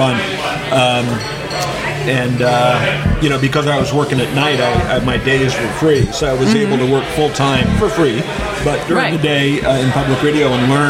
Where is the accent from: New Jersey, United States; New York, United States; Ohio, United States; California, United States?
California, United States; Bay Area; also born or lived in Bristol, Pennsylvania; my father got a job in California, and we all moved there in 1960 when I was two. So, I grew up in California, in the Bay Area.